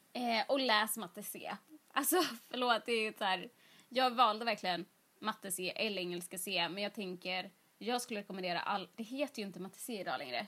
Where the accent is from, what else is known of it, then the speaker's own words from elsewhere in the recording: Jönköping, Jönköping County, Sweden; moved away; jag är ju uppväxt i Jönköping